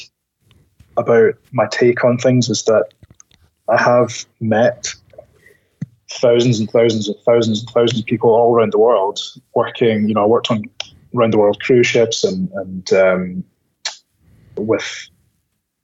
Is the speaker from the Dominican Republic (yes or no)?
no; Scotland, United Kingdom; moved away; also born or lived in United States; I lived in America, but I'm Scottish.